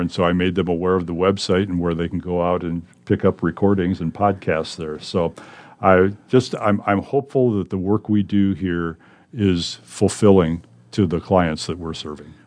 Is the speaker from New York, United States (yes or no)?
no; Gayville, South Dakota, United States; moved away as an adult; now in Omaha, United States; I'm from South Dakota, Yankton County, South Dakota, actually. A small farming community named Gayville. I lived on a farm there, went to grade school in Gayville, went to high school in Yankton